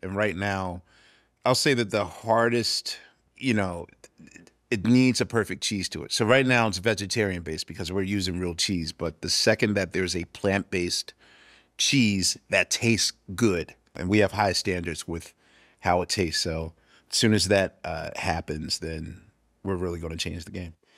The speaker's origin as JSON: {"language": "English", "town": "Philadelphia", "region": "Pennsylvania", "country": "United States", "said": "I'm from Philadelphia"}